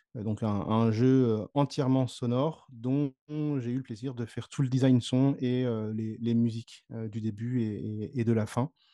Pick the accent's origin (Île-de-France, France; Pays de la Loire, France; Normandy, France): Normandy, France; Le Havre; je suis natif donc de Normandie, du, du Havre plus précisément